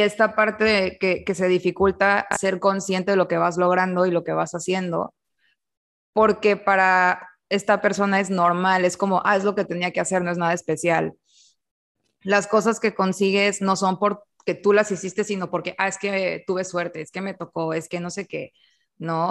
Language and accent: Spanish; Mexico